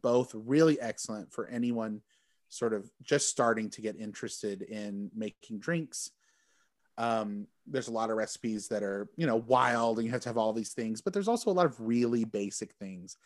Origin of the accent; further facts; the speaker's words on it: Texas, United States; also born or lived in Michigan; now in Chicago, United States; I'm from Texas.